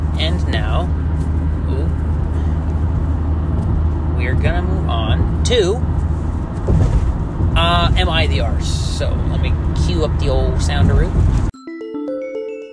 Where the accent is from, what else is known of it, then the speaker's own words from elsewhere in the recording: United States; I'm an American